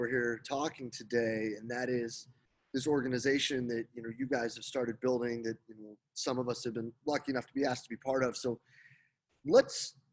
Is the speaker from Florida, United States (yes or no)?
no; Rochester, New York, United States; I'm from Rochester.